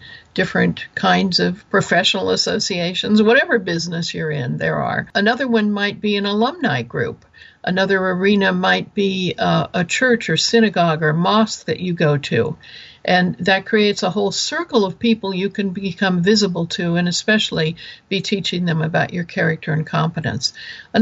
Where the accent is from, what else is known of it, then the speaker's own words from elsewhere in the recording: Kansas, United States; moved away; I'm originally from Kansas, so I actually have seen a pig in mud